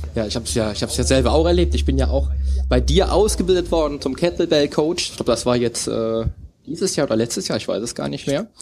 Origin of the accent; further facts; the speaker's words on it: Cologne, North Rhine-Westphalia, Germany; meiner Heimat Köln